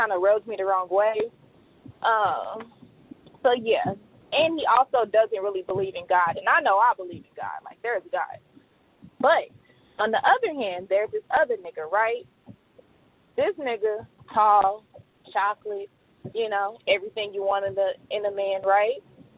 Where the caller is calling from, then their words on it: Tulsa, Oklahoma, United States; I'm from Tulsa, Oklahoma. And I listen to you guys all the time.